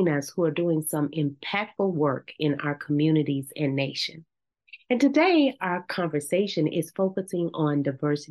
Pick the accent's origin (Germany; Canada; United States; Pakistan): United States; Brownwood, Texas; my small town of Brownwood